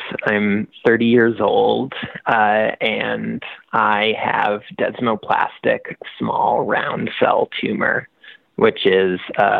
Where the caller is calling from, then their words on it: Washington, United States; And I'm calling from the University of Washington Medical Center.